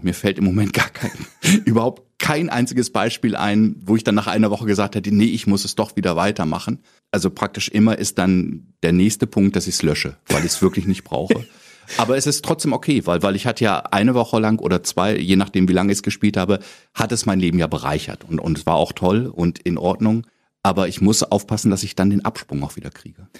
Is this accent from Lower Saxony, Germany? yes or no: yes; Lower Saxony, Germany; accent: Hochdeutsch; now in Berlin, Germany; als Niedersachse, der ja eigentlich ein fast perfektes Hochdeutsch spricht